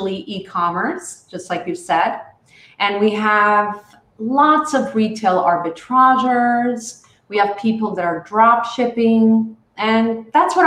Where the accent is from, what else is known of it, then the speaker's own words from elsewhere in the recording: New York City, New York, United States; moved away as an adult; now in Israel; I grew up in New York, part in Brooklyn. Sometimes I was in Manhattan. So I'm a real New Yorker